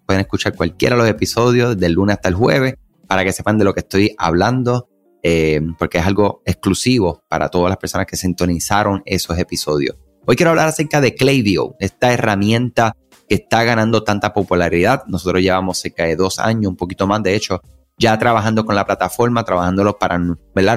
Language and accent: Spanish; Puerto Rico; soy puertorriqueño, eh, mi mamá de Colombia, mi papá de Cuba